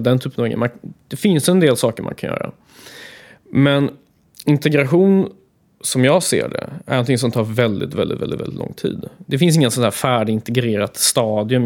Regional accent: Gothenburg, Västra Götaland, Sweden; Jag älskar Göteborg. Det är min hemstad och här är jag uppvuxen

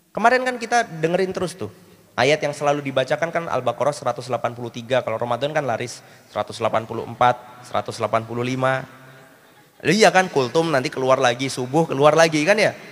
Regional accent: Java, Indonesia; Saya ditawarin, kan saya orang Jawa.

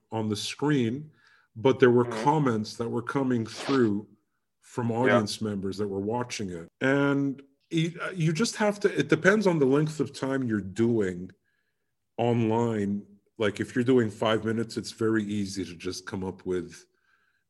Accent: United Kingdom; I'm British

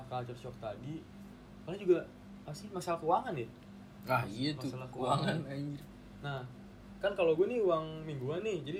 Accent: Sragen, Central Java, Indonesia; now in Yogyakarta, Indonesia; Eh awalnya nanya kan dari mana? oh uh, saya dari Sragen gitu terus udah di Jogja diajak eh diajak ngomong Jawa

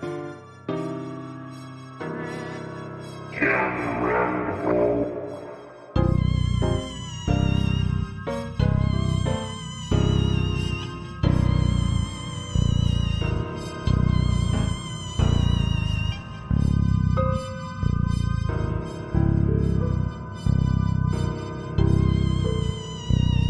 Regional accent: Canada; I'm Canadian

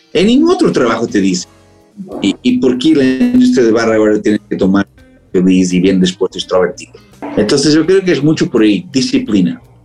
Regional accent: Portugal; Spanish is a second language; now in Amsterdam, Netherlands; soy portugués

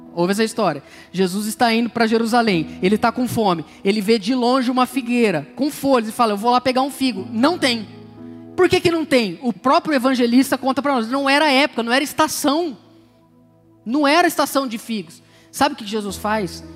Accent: Brazil; eu cresci no Jardim Novo Mundo, aqui no Palmares, na região

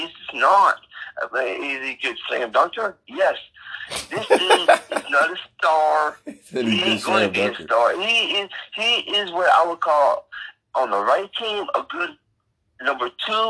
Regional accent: Ohio, United States; moved away; also born or lived in Queens, New York; When I lived in New York, I was in Queens, and I'm from Ohio.

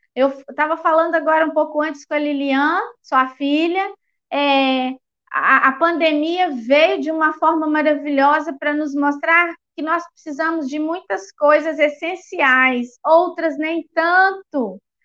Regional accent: Eugenópolis, Minas Gerais, Brazil; eu sou da cidade de Eugenópolis, Minas Gerais

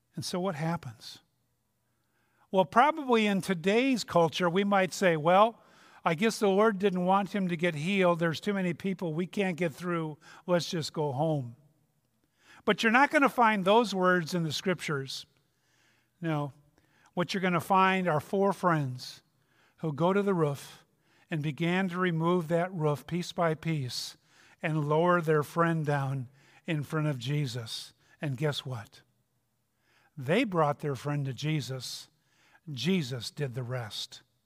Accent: Minnesota, United States; I'm from Minnesota

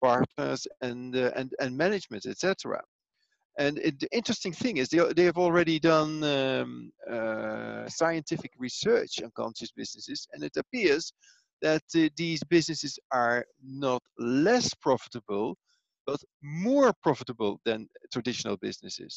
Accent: Netherlands; also born or lived in Italy; now in Switzerland; I am from Holland, born and raised in Holland. But currently I live in Switzerland and I work in Italy.

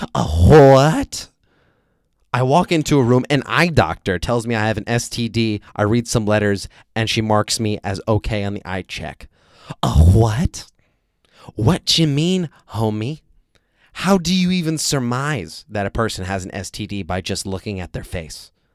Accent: United States; now in Vietnam

